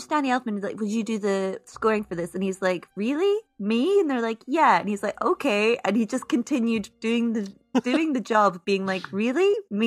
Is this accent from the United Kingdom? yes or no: yes; Scotland, United Kingdom; I'm Scottish